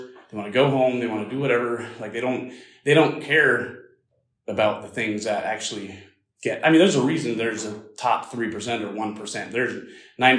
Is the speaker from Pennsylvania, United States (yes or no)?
yes; small town in Pennsylvania, United States; growing up in the Amish community, as most of you guys don't know, it was very small. It was probably 60 families total in that area